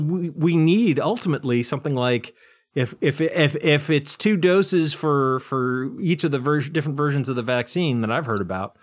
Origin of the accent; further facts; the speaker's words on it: United States; just as an American